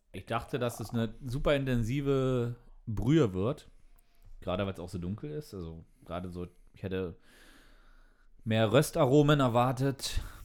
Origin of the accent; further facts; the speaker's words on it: East Germany, Germany; Ich bin als Ossi natürlich mit Sojanka aufgewachsen.